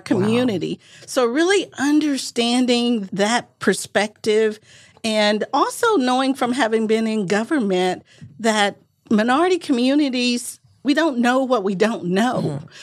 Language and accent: English; Manchester, Arkansas, United States; moved away; I'm originally from Arkansas, grew up in rural parts of Arkansas, very, very rural.